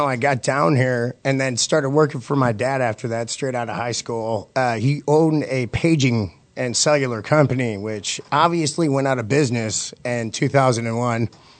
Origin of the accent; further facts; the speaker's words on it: Buffalo, New York, United States; now in Texas, United States; But I grew up in the Sheraton Parkside Projects, and it was rough.